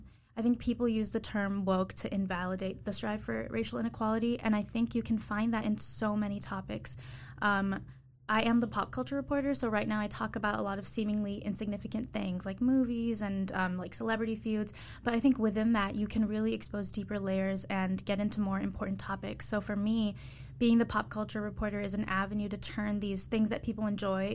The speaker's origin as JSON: {"language": "English", "town": "Troy", "region": "Michigan", "country": "United States", "tie": "born or raised there", "said": "So I am from Michigan. I'm from Troy. It's like 40 minutes from Detroit."}